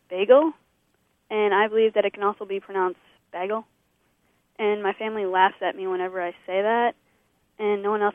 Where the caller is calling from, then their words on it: North Freedom, Wisconsin, United States; I'm calling from North